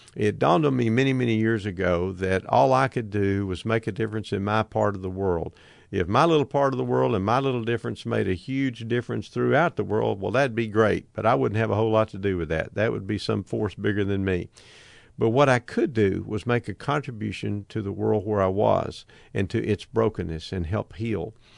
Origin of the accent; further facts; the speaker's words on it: United States; my frame of reference is being an American